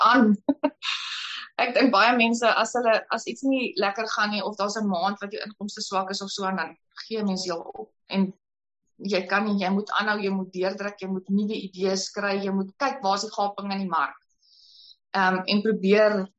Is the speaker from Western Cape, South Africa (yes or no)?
yes; Paarl, Western Cape, South Africa; now in Kuruman, South Africa; ek kom van die Parel af